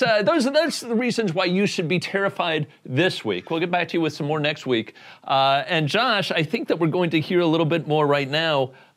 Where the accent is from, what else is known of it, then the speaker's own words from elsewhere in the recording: Indiana, United States; I'm from Indiana